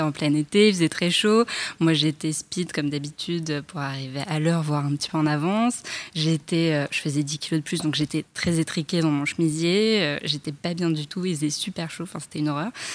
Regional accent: Paris, Île-de-France, France; je vis en banlieue, je suis parisienne

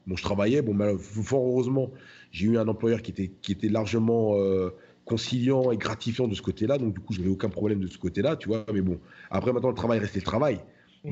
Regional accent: France; je suis français

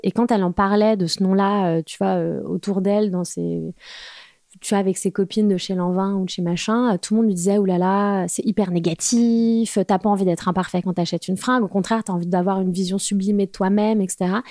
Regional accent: Val-d'Oise, Île-de-France, France; also born or lived in Paris; je suis parisienne, enfin j'ai grandi dans le Val d'Oise

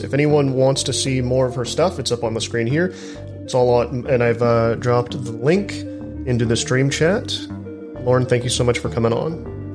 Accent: Texas, United States; I'm from Texas. Uh, I still live in the South

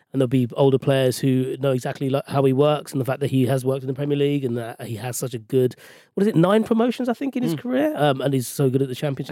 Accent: London, United Kingdom; I'm a West London boy. So I was born and raised in Ealing

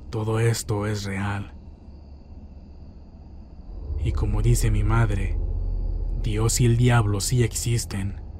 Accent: Santiago Jamiltepec, Oaxaca, Mexico; Yo soy originaria de Santiago, Jamiltepec, Oaxaca.

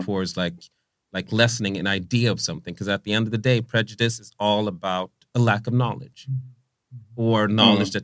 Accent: Vallentuna, Stockholm County, Sweden; moved away; growing up in Vallentuna, like, when I was growing up, first of all, there wasn't a bunch of minorities in Vallentuna

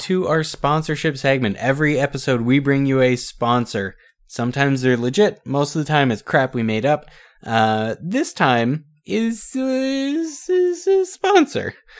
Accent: Canada; we're Canadian

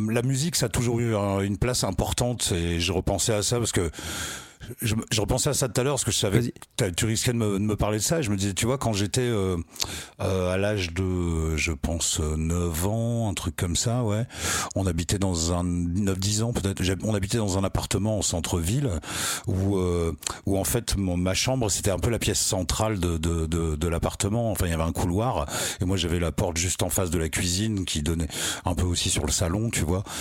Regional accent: Picardy, Hauts-de-France, France; moi je suis de Picardie. Ouais. Ah non, je suis de, Picardie

